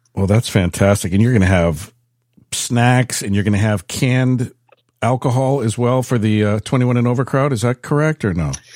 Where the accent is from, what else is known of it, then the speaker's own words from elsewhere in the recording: San Francisco, California, United States; moved away; I was born and raised in San Francisco, and by the time I moved out of there